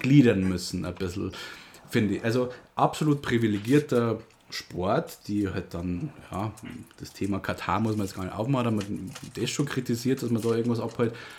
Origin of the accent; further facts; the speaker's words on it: Germany; bei uns in Deutschland